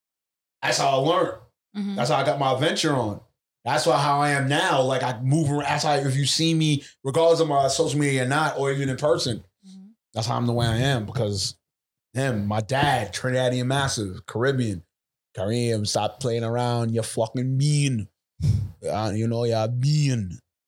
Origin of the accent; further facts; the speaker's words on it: New York City, New York, United States; I was raised in Laurelton, Queens